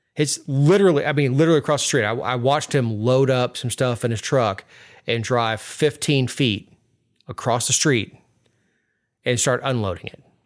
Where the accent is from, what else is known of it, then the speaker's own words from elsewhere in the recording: South Florida, United States; I'm from South Florida, the heart of sport fishing country.